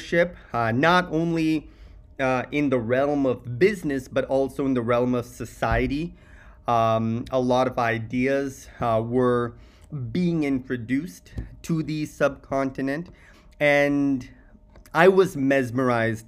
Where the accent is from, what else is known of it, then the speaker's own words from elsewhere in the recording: Silicon Valley, California, United States; moved away as an adult; now in India; I grew up in Silicon Valley